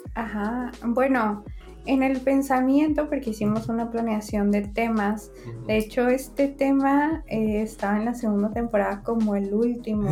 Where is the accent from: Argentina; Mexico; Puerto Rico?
Mexico; northern Mexico; accent: norteño; hablo como mexicana.